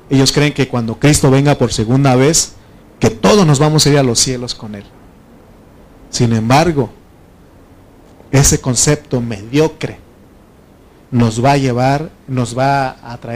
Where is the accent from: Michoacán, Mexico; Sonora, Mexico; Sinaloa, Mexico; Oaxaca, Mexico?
Oaxaca, Mexico; moved away; No sabes por qué me vine de Oaxaca, yo era el problema. Y yo aquí sigo siendo el problema aquí.